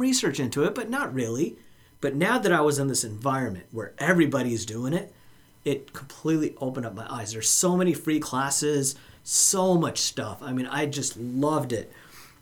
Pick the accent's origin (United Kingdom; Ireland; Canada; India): India; moved away; I'm from India